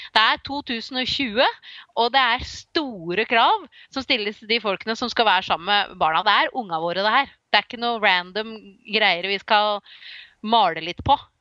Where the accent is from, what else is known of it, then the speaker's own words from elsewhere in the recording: Slemmestad, Akershus, Norway; now in Nøtterøy, Norway; jeg er jo fra Slemmestad, det er jo også i nærheten av sjøen.